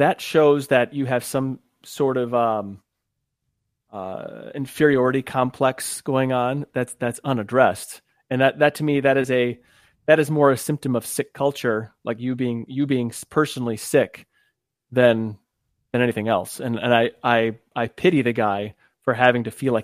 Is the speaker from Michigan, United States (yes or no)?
yes; Michigan, United States; I'm from another cold state called Michigan